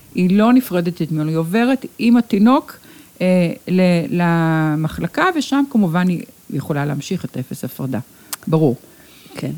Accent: Ramat Gan, Tel Aviv District, Israel; כאן נולדתי, כאן נולדו לי ילדיי

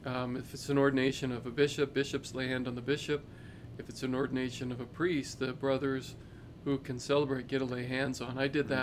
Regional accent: Chinle, Arizona, United States; also born or lived in Ganado, Arizona / Gallup, New Mexico; I'm an Arizona boy. I was from Chinle, Warden Ganado.

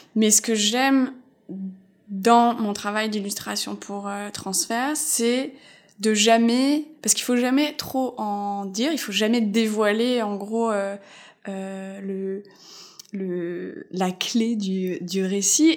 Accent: Alsace, Grand Est, France; moved away as an adult; also born or lived in Épinal / Metz; now in Montreal, Canada; je viens d'Alsace

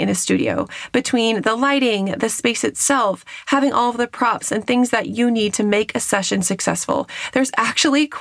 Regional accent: Northern California, United States; I grew up in California, Northern California and this area.

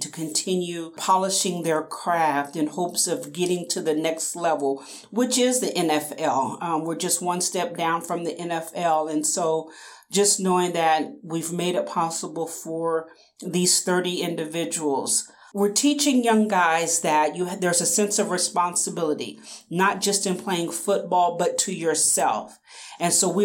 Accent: Topeka, Kansas, United States; I am born and raised in Topeka, Kansas. I've spent my entire life in Kansas.

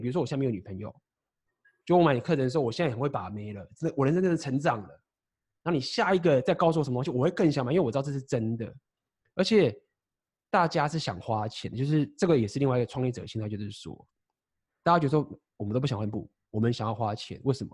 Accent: Taiwan; moved away as an adult; also born or lived in Shanghai; 台湾是一个我的老家

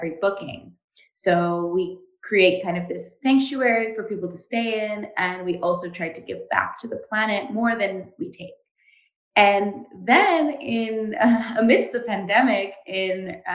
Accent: Montreal, Quebec, Canada; I am from Montreal in Canada

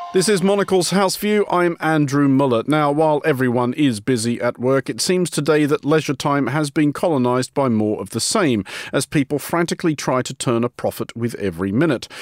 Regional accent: Australia; now in London, United Kingdom; an Australian living in London

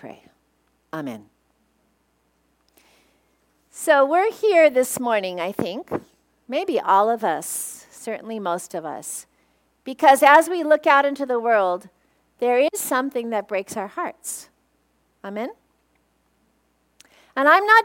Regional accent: Torrance, California, United States; I was raised working poor in Torrance

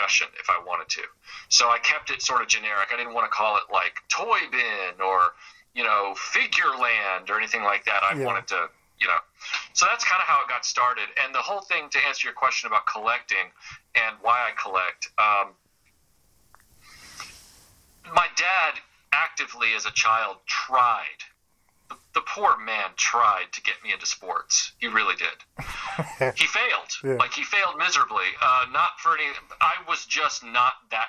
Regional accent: Nashville, Tennessee, United States; when I was growing up in Nashville

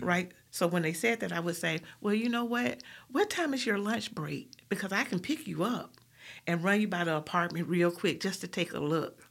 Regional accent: Birmingham, Alabama, United States; I'm from Collegeville. I went to West End High School, and I'm from Powderly

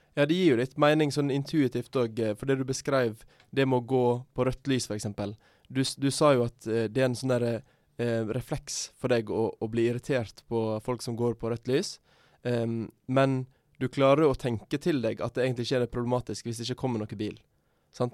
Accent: Sogn og Fjordane, Vestland, Norway; moved away; i Sogn og Fjordane, f.eks., der jeg er fra

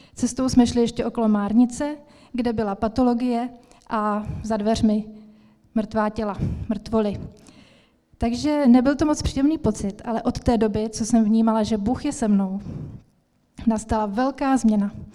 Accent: Ostrava, Moravian-Silesian Region, Czechia; moved away; also born or lived in Svitavy; Já jsem se narodila v Ostravě a vděčím mojí mamince za to, že mě vodila do evangelické církve, do sboru evangelického od malička. A jak jsem tam tak chodila, tak jsem vyrůstala

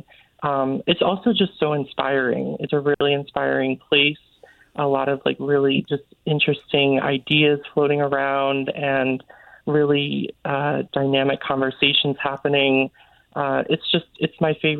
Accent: Kent, Connecticut, United States; I grew up in Kent, Connecticut, which is like the northwest corner of the state

